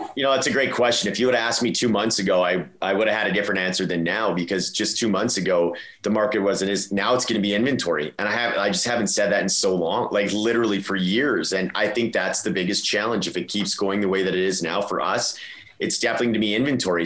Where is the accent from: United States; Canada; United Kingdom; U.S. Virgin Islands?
Canada; Edmonton, Alberta; now in Calgary, Canada; I'm from Edmonton, or like grew up in Edmonton.